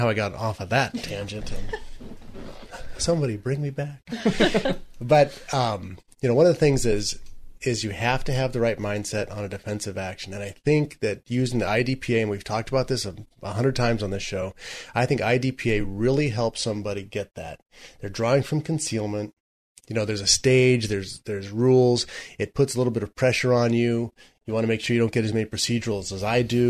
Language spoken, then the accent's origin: English; near San Dimas, California, United States; I grew up near San Dimas